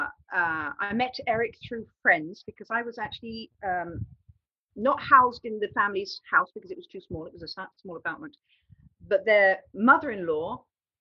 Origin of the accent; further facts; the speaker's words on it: England, United Kingdom; I was brought up in England by a French mother